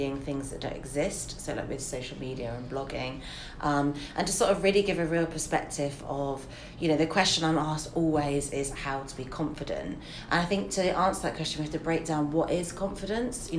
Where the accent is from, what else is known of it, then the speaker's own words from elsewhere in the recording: England, United Kingdom; as English people